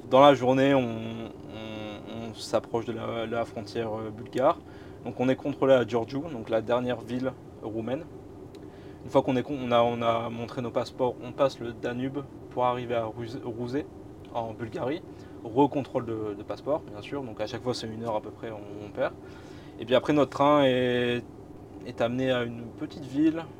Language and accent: French; Boulogne-sur-Mer, Hauts-de-France, France; je viens de Boulogne-sur-Mer, d'où je suis originaire